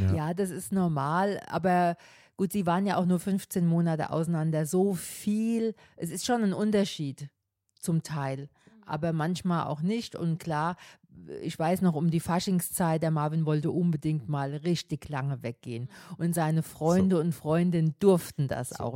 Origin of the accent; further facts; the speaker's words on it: Münster, Germany; Bei uns in Münster